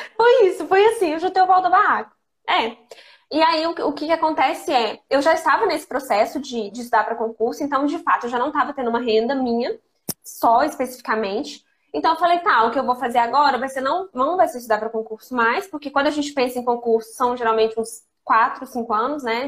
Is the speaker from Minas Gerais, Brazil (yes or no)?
yes; Lavras, Minas Gerais, Brazil; moved away as an adult; also born or lived in Ijaci, Brazil / Belo Horizonte, Brazil; now in Brasília, Brazil; vida toda eu vivi em Lavras, porque eu estudei em Lavras